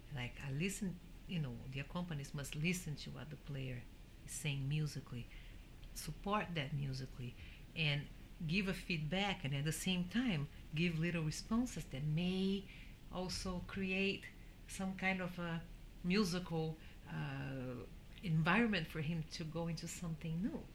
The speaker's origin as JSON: {"language": "English", "country": "Brazil", "tie": "born or raised there", "said": "growing up in Brazil with the Brazilian rhythms and also with the jazz that I had around the house"}